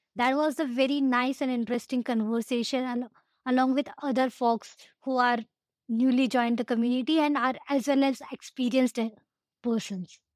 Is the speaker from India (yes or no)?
yes; Ajmer, Rajasthan, India; I'm from Ajmer, India